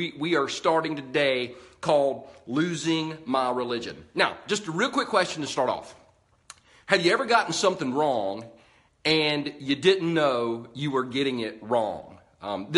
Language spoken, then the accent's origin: English; United States; I'm an American